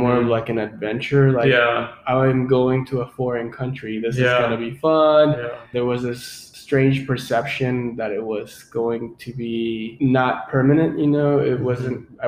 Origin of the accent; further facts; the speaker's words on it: Mexico City, Mexico; now in Austin, United States; my first memories of living in Mexico City are just growing up with my family members